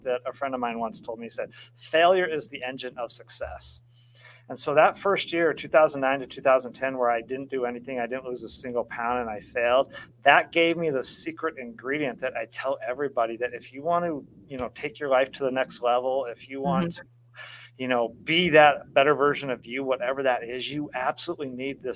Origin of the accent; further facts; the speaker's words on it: Colorado, United States; moved away; also born or lived in Oregon; I grew up in Colorado, lived most of my life in the Northwest in Oregon